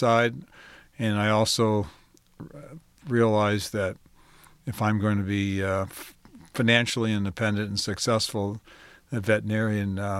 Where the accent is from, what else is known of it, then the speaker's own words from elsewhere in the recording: Detroit, Michigan, United States; I had a pretty basic, normal life growing up in Detroit